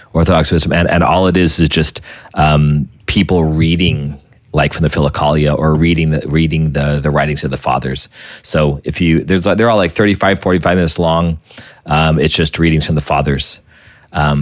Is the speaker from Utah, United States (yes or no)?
no; New Mexico, United States; I came from New Mexico